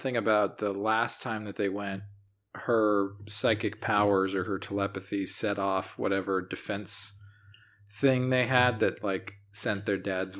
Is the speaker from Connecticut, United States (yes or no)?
no; Brooklyn, New York, United States; I'm from Brooklyn.